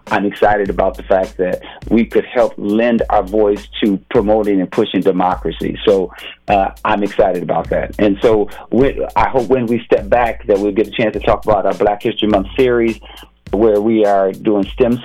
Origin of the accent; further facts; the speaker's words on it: Minneapolis, Minnesota, United States; growing up in North Minneapolis